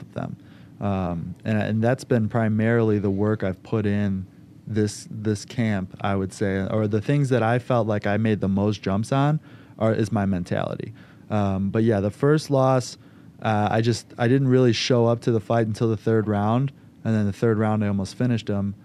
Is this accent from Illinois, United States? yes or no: yes; Schiller Park, Illinois, United States; born and raised in Schiller Park, Illinois, so right by O'Hare Airport